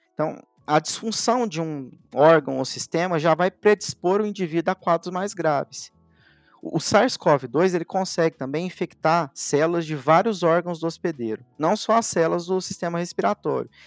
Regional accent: Elói Mendes, Minas Gerais, Brazil; moved away as an adult; also born or lived in Uberaba; eu sou mineiro, nasci numa cidadezinha lá do sul de Minas, chamada Eloy Mendes, onde a maior parte da minha família ainda vive

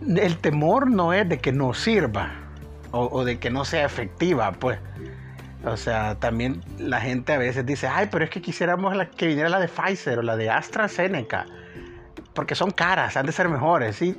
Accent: El Salvador; un país relativamente pequeño como digamos nosotros, que somos más o menos unos 7, 7 y medio millones de habitantes

